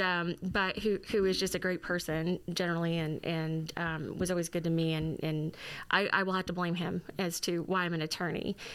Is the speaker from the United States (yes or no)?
yes; Fredericktown, Missouri, United States; moved away as an adult; now in Jefferson City, United States; I am originally from Fredericktown, Missouri